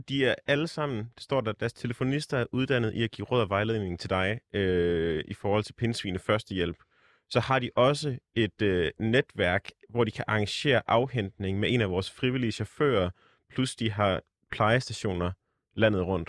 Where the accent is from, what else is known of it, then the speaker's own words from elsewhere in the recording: Jutland, Denmark; moved away; hjemme i Jylland